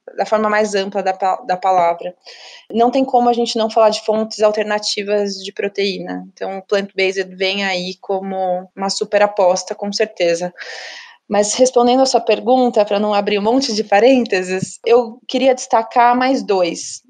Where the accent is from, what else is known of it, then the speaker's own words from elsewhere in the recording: Ribeirão Preto, São Paulo, Brazil; Eu sou de Ribeirão Preto também